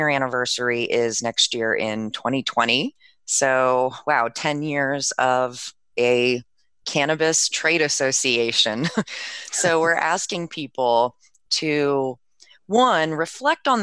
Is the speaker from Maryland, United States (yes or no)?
yes; DC area, Maryland, United States; I'm from Maryland, DC area